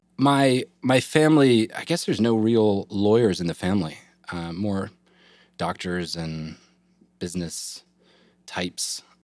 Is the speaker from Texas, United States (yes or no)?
no; Eastern North Carolina, United States; I grew up in Eastern North Carolina